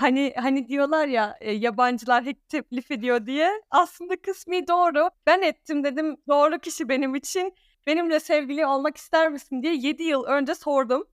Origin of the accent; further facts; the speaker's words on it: Alanya, Antalya, Turkey; first language Danish; Turkish is a second language; also born or lived in Denmark; now in Ankara, Turkey; ben Türkiye'de doğdum, Alanya'da doğdum. Çok kişi bilmiyor ama iki ana dilim var. İlk öğrendiğim dil Danca, ikincisi Türkçe.